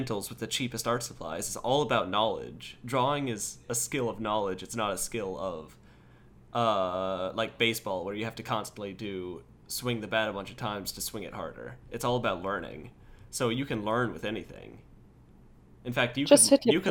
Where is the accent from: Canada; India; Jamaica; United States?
United States; I'm from America